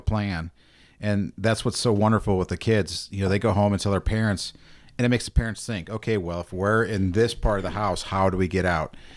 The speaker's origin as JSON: {"language": "English", "area": "North County", "region": "Missouri", "country": "United States", "tie": "born or raised there", "said": "I grew up in North County"}